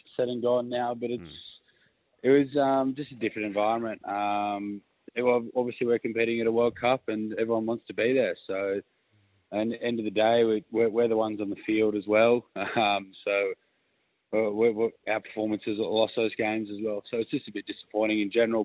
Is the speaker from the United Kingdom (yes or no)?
no; Sydney, New South Wales, Australia; I'm from Sydney